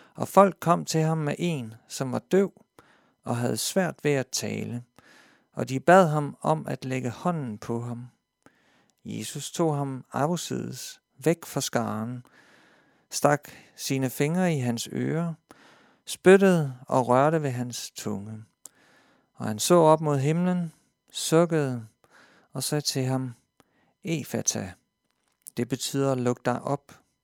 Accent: Denmark; jeg som dansker

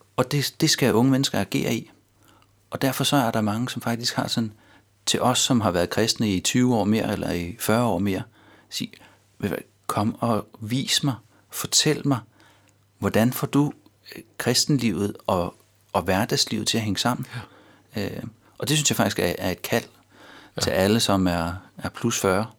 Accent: North Zealand, Capital Region of Denmark, Denmark; moved away as an adult; now in Copenhagen, Denmark; jeg stammer fra Nordsjælland

